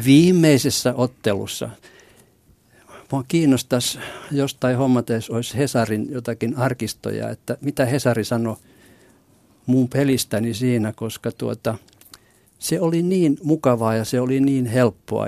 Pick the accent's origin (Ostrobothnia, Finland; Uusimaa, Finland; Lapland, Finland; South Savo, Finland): Ostrobothnia, Finland; Vaasa; Mä synnyin Vaasassa ja asuin lapsuuteni kotirannalla